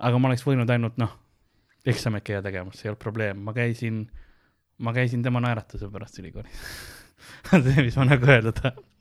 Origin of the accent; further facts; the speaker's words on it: Estonia; ma olen eestlane